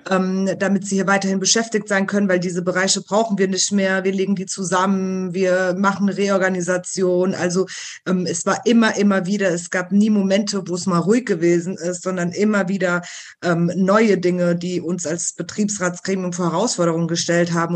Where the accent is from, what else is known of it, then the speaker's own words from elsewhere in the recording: Rüsselsheim, Hesse, Germany; engagiere mich deswegen auch hier im, im spanischen Verein bei uns in Rüsselsheim